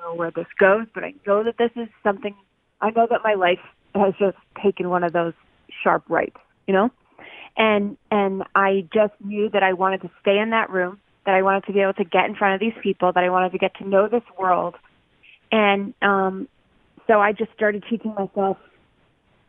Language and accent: English; Loveland, Colorado, United States; moved away; I was from Loveland, Colorado. I grew up across the street from a cornfield